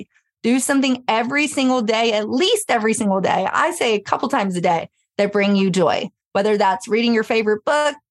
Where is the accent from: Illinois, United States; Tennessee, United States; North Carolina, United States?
Tennessee, United States; Memphis; I grew up in Memphis